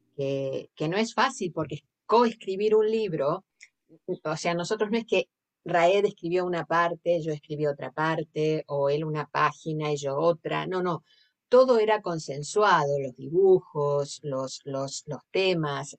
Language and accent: Spanish; Argentina; accent: Argentine; moved away as an adult; now in Sitges, Spain; vengo de Argentina, se nota por el acento